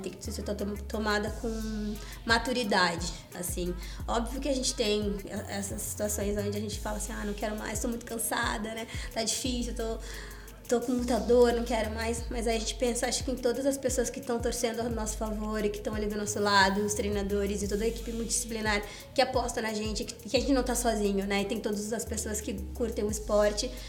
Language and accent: Portuguese; Porto Alegre, Rio Grande do Sul, Brazil; Eu sou gaúcha, fui descoberta lá em Porto Alegre por uma pessoa, uma professora que dava aula na minha escola